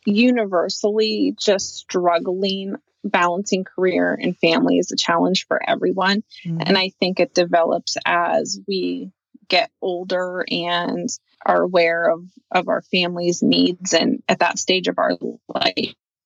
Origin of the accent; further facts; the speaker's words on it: Pennsylvania, United States; So I am from Western Pennsylvania. I've been here since I was 14.